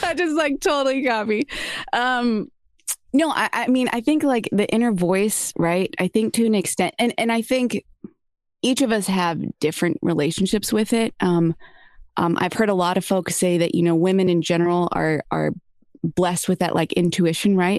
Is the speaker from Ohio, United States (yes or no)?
no; San Diego, California, United States; now in Los Angeles, United States; growing up in San Diego